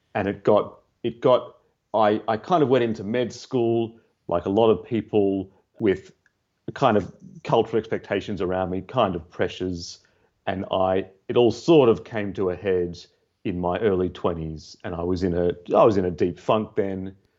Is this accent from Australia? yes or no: yes; Australia; now in London, United Kingdom; i'm from australia Tell from my accent. I grew up in a neurotic Jewish family